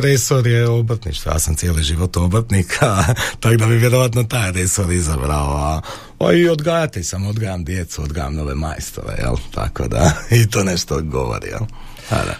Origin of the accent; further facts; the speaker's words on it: Croatia; mi smo Hrvati emotivan narod